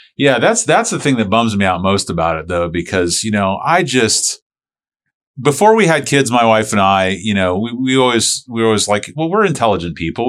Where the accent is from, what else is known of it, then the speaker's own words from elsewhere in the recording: St. Petersburg, Florida, United States; I grew up in Saint Pete.